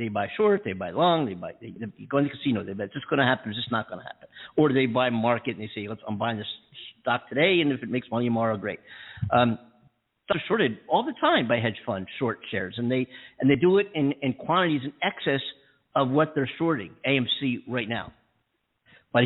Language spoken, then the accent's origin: English; East Coast, United States; moved away as an adult; I'm from the East Coast, you know, but I've been here 6 years, whatever now.